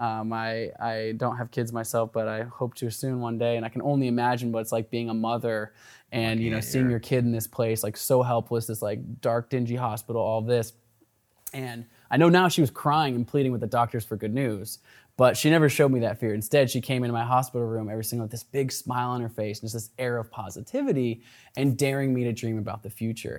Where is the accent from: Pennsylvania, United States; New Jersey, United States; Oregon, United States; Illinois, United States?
Oregon, United States; Portland; also born or lived in Olympia, Washington; I grew up in Portland, Oregon. I was actually born just an hour south of here in Olympia